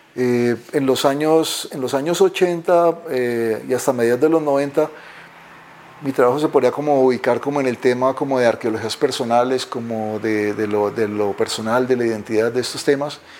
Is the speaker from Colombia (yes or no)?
yes; Pitalito, Huila, Colombia; moved away as an adult; also born or lived in Bogotá, Colombia; now in Cali, Colombia; Nací en Pitalito, Huila, un pueblo al sur de Colombia